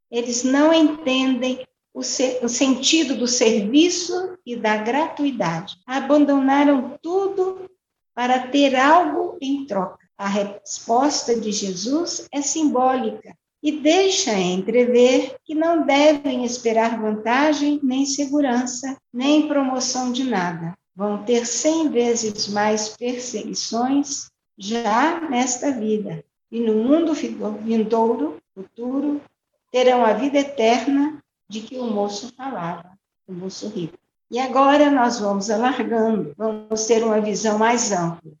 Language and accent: Portuguese; Orós, Ceará, Brazil; now in Goiânia, Brazil; sou cearense, natural de Oroz, né, no sertão do Ceará, filha de agricultores, com muito orgulho, pois moro em Goiânia